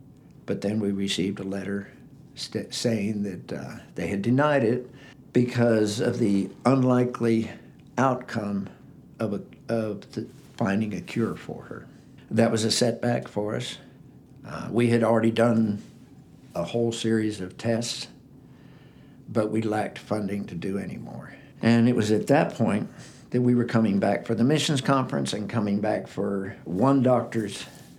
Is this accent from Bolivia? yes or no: yes; Bolivia; born there; And I was born in Bolivia, South America. In 1953, my parents went to Bolivia, and I was born 2 weeks after they first got there.